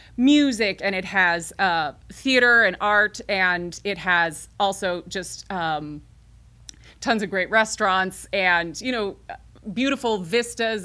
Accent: Carbondale, Illinois, United States; moved away; also born or lived in Murphysboro, Illinois; I am a Carbondale native

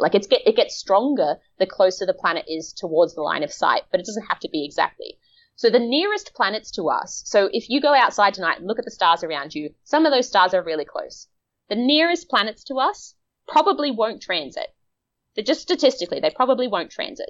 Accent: Australia; I'm from Australia, which is like the melanoma capital of the world

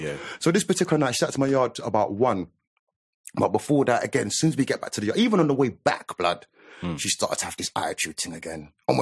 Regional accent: London, United Kingdom; also born or lived in Harrow; I'm from Northwest, I was from there

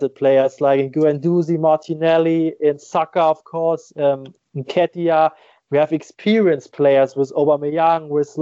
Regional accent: Germany; I just started at my hometown club

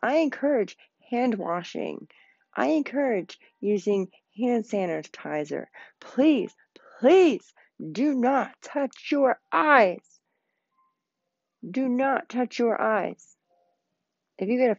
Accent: Pennsylvania, United States; Pennsylvania. It is in my home state

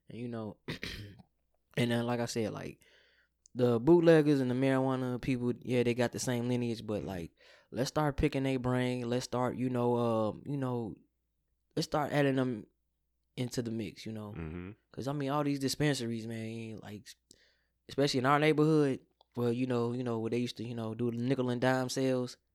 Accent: South Holland, Illinois, United States; also born or lived in Calumet City, Illinois; I grew up in South Holland for mm-hmm. the most part, and that's not we can say South Holland is probably the last suburb, really good suburb left out of you know out of the South suburb. Then I moved to Calumet City.

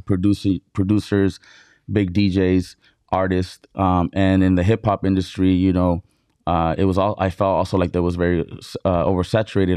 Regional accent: Brawley, California, United States; moved away as an adult; also born or lived in Mexicali, Baja California, Mexico; now in San Diego, United States; was raised in Brawley, Brawley, California, in the Imperial Valley

